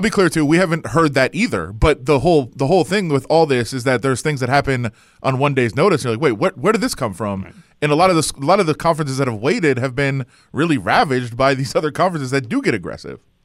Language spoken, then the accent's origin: English; Detroit, Michigan, United States; I am from Detroit